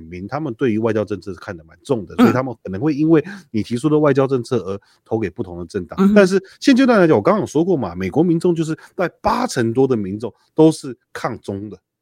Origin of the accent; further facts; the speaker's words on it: Taiwan; 像我在眷村长大的